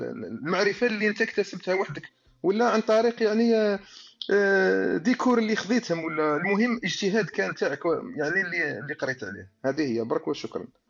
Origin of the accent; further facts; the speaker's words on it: Algeria; حنا من الجزائر